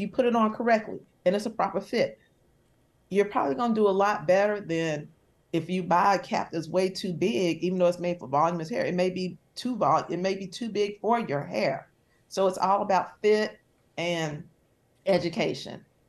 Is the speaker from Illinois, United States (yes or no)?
no; Charlotte, North Carolina, United States; I'm from Charlotte, and everyone I knew swam